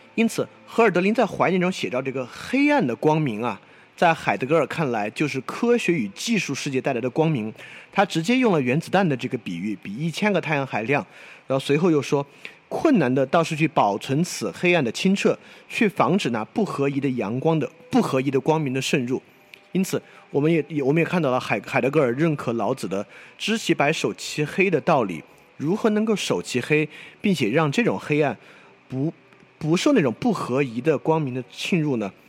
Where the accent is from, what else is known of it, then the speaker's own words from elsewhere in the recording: China; 作为一个中国人